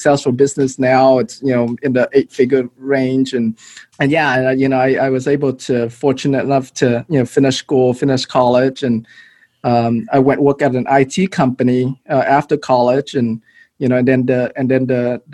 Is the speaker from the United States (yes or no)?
yes; Houston, Texas, United States; also born or lived in Malaysia / Philippines; came to Houston when I was 12 years old.